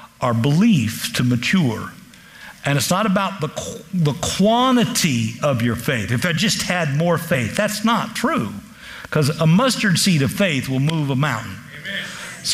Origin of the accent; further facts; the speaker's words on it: Kansas, United States; I'm from Kansas